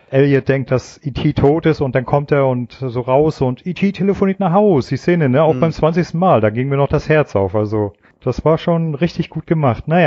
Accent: East Germany, Germany; ich bin ja in der DDR

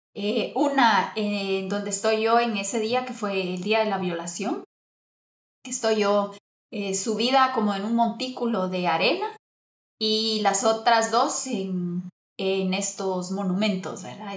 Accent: Guatemala; yo soy guatemalteca, tengo 41 años

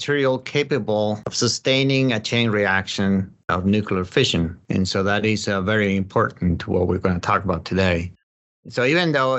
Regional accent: Spain; moved away; also born or lived in Colorado; I'm from Spain. That's where I grew up.

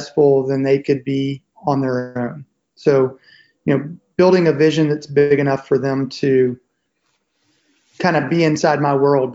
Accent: Nashville, Tennessee, United States; I'm originally from Nashville

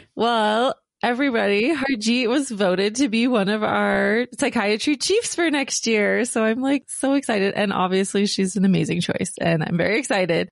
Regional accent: United States; as the U S, we are taught that we need to be on the offense always to protect our power, especially growing up in the, um, post nine eleven era

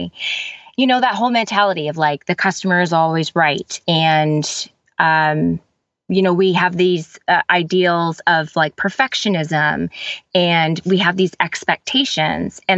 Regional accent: Canada; I am Canadian. So I live in a city that's just about 2 hours away from Toronto

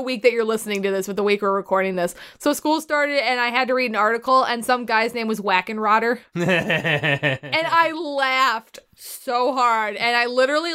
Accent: Wisconsin, United States; We're from Wisconsin.

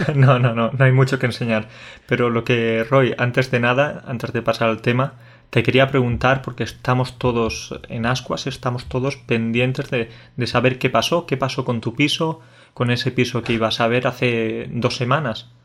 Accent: Jaén, Andalusia, Spain; also born or lived in Catalonia / Córdoba; Jaén es un, es un territorio de interior, que es de donde yo vengo. En realidad siempre digo que soy de Córdoba, pero lo digo de forma un poco tramposa porque soy de Jaén

